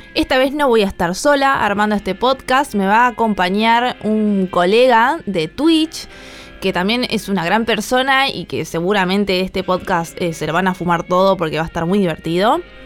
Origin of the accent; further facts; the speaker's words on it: La Plata, Buenos Aires Province, Argentina; Soy de Argentina, La Plata